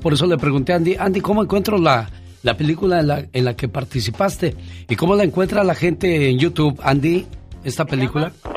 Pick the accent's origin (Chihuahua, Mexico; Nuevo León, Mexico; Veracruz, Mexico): Veracruz, Mexico; moved away